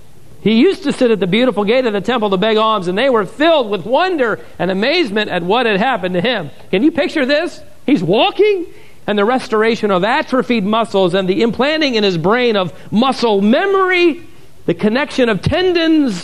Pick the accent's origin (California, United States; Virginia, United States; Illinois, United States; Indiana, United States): Virginia, United States; Norfolk; Growing up around the Serviceman Center in downtown Norfolk, us missionary kids